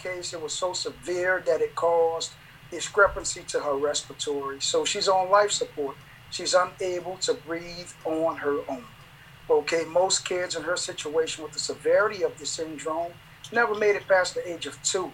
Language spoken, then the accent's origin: English; New Orleans, Louisiana, United States; now in Fresno, Texas, United States; I'm originally from New Orleans.